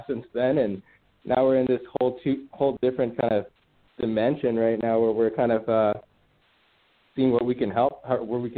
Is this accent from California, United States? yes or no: yes; Redondo Beach, California, United States; also born or lived in Hawthorne, California; Born and raised in the South Bay. You know, born in Hawthorne, then grew up in Redondo Beach and Hollywood Riviera